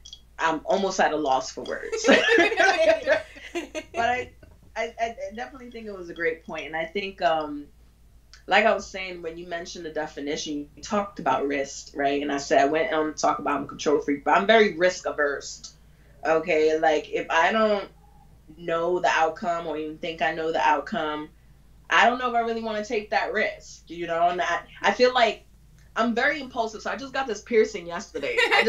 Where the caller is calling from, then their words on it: Bronx, New York, United States; Oh, Bronx.